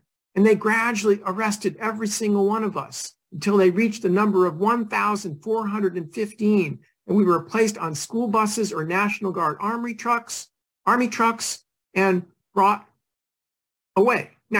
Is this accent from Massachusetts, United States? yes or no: yes; Massachusetts, United States; moved away; when I was a kid growing up in Massachusetts, we used to often spend our summers in Maine